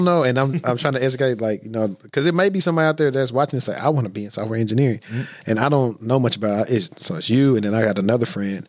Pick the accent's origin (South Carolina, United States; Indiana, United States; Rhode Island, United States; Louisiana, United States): Louisiana, United States; Shreveport; Well, we're both from Shreveport. So that's what makes it pretty cool.